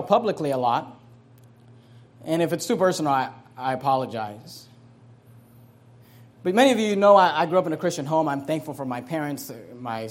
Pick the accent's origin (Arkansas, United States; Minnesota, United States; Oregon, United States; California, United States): California, United States; Hayward; also born or lived in San Leandro, California; I grew up in Hayward, California.